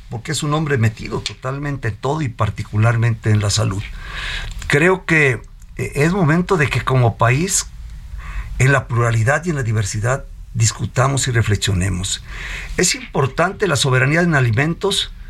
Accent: Mexico; Tal vez soy el mexicano que más ha corrido la media en salud.

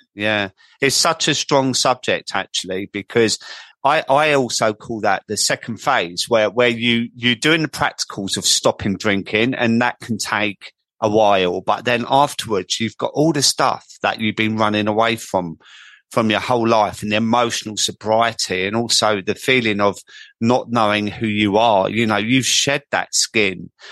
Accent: Croydon, London, United Kingdom; accent: market boy; I come from Croydon, as everyone knows, and I sound like a market boy

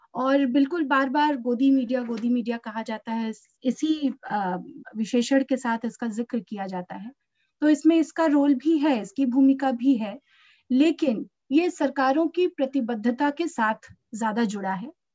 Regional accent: Uttar Pradesh, India; मैं उत्तर प्रदेश से हूँ

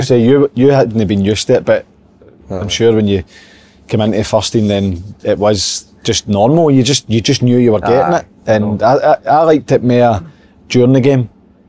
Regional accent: Scotland, United Kingdom; I'm Scottish.

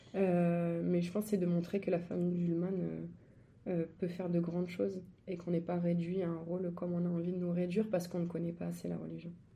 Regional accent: Angers, Pays de la Loire, France; moved away; je suis angevine, donc je suis d'Angers à la base. J'allais au stade avec mon papa Angers voir les matchs

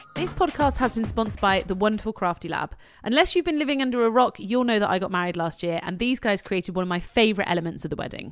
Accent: United Kingdom; we're British

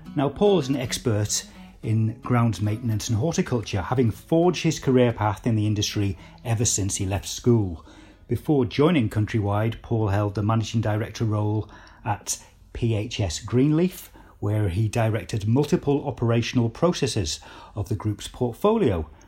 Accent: Cumbria, North West England, United Kingdom; ask me if I'm a, I'm a Geordie, but I'm not. I'm from Cumbria.

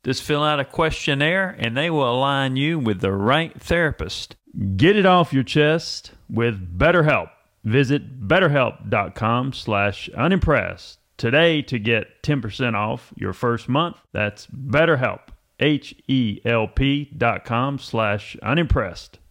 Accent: Waynesville, North Carolina, United States; I'm actually from Waynesville

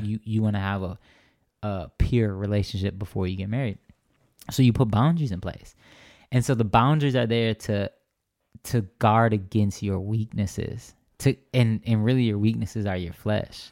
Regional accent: Racine, Wisconsin, United States; moved away as an adult; now in Phoenix, United States; my hometown Racine

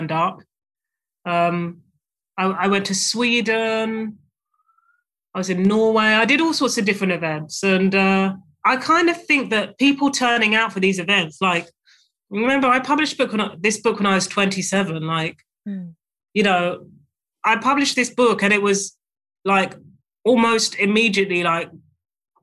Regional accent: United Kingdom; being a British author

